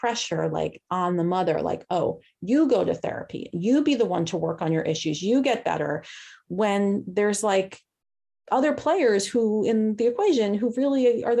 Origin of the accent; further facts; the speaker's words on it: New York, United States; accent: New York; moved away; My New York just came out, fools. I'm from New York originally.